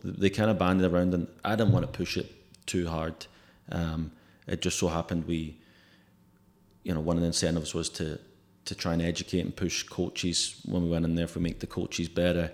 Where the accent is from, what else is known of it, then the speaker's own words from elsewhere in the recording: Glasgow, Scotland, United Kingdom; now in Oklahoma, United States; I'm from Glasgow